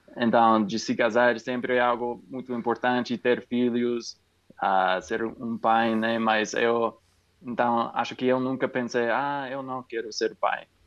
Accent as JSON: {"language": "Portuguese", "region": "California", "country": "United States", "tie": "born or raised there", "second_language": "Portuguese", "moved": "yes", "lives_now": "New Mexico, United States", "said": "eu sou norte-americano dos Estados Unidos, do Novo Me eu moro no Novo México, mas na, nasci na Califórnia"}